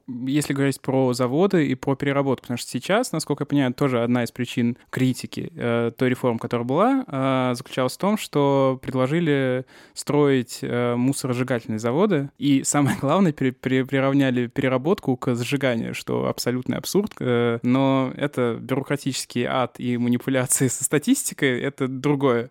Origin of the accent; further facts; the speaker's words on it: Samara Oblast, Russia; moved away; сам из маленького города, э, сам регулярно бываю, я из Самарской области